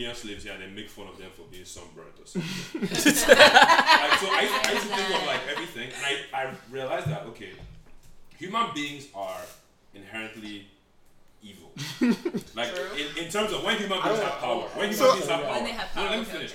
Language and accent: English; Nigeria; most of us are Nigerian